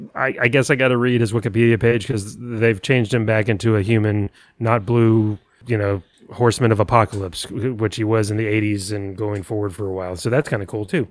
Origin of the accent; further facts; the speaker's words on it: San Antonio, Texas, United States; I grew up in San Antonio